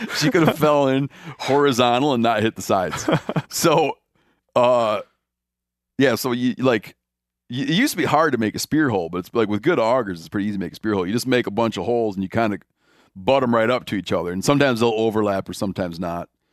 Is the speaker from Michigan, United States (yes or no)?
yes; Michigan, United States; moved away; when I grew up in Michigan, at first, for most of my life that I lived there